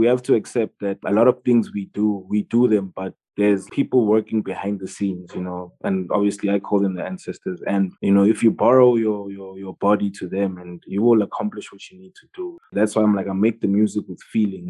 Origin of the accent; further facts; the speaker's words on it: South Africa; being South African